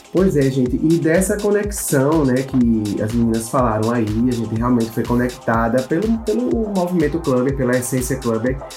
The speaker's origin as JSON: {"language": "Portuguese", "town": "João Pessoa", "region": "Paraíba", "country": "Brazil", "said": "sou jornalista, sou de João pessoa, Paraíba"}